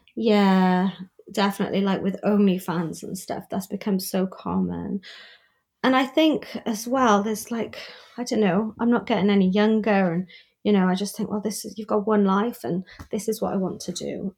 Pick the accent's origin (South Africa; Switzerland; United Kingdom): United Kingdom; now in Newport, United Kingdom; as a British person